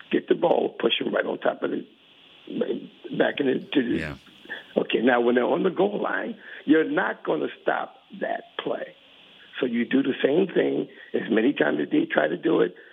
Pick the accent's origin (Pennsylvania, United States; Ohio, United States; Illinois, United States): Pennsylvania, United States; Philadelphia; now in New Jersey, United States; I'm uh, right outside of Philadelphia. I'm, a, South, I'm from South Philly originally.